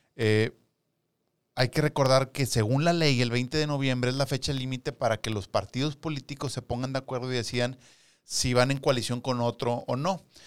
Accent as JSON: {"language": "Spanish", "region": "Nuevo León", "country": "Mexico", "said": "nosotros que somos de Nuevo León"}